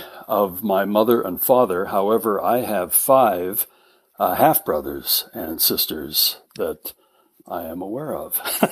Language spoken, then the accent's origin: English; Salt Lake City, Utah, United States; also born or lived in Eureka, Utah; And so I am not from Eureka. I am from Salt Lake City, born and raised, born in Holy Cross Hospital.